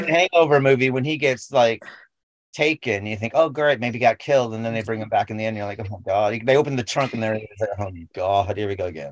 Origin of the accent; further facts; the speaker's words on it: United States; we grew up with in America